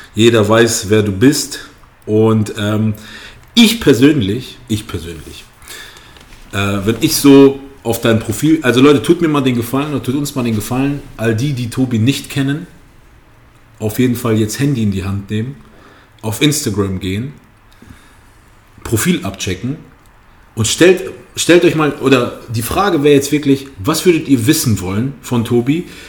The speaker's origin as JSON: {"language": "German", "town": "Kassel", "region": "Hesse", "country": "Germany", "said": "ich komme aus Kassel"}